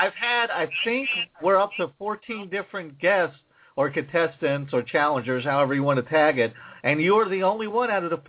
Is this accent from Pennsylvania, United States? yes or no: yes; Pennsylvania, United States; I'm from Pennsylvania, so a lot of times I slip into the yens scenario.